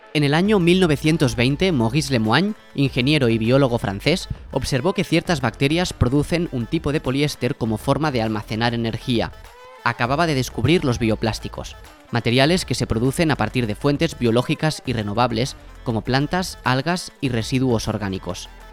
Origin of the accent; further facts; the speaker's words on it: Mollet del Vallès, Catalonia, Spain; Yo soy de Mollet, como Alexia Putellas